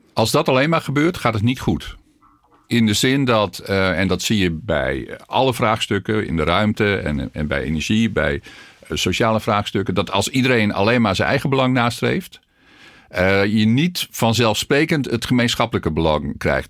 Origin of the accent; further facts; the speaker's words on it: North Groningen, Netherlands; moved away as an adult; also born or lived in Tilburg / Riethoven; Ik kom uit Noord-Groningen